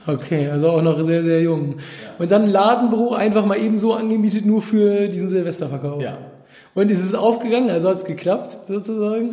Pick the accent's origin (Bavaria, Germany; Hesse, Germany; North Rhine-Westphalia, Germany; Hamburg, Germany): Hamburg, Germany; mit einem Hamburger, also aus meiner Heimatstadt